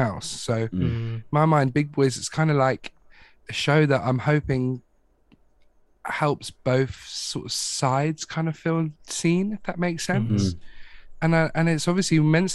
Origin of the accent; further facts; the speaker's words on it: Watford, East of England, United Kingdom; moved away as an adult; now in London, United Kingdom; I'm from Watford, but like London is still like 20 minutes down the road type thing. When I first properly moved into London